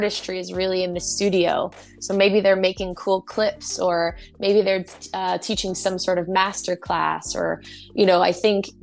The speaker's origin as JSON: {"language": "English", "country": "United States", "said": "as an American"}